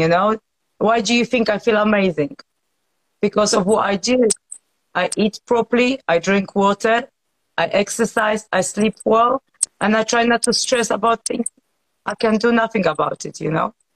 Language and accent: English; Poland; now in United Kingdom